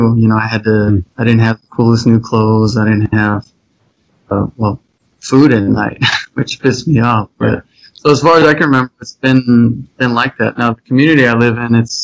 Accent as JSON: {"language": "English", "town": "South Pasadena", "region": "California", "country": "United States", "tie": "born or raised there", "said": "I grew up in South Pasadena, middle class area."}